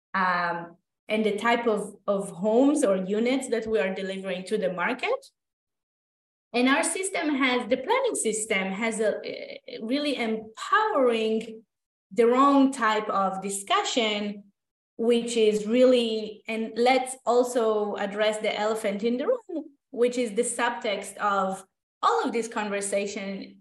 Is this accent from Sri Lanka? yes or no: no; Israel; moved away as an adult; now in Toronto, Canada; i am originally from israel i went to architecture school there